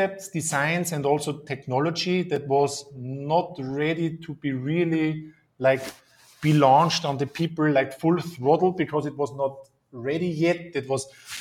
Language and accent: English; Austria; I'm from Austria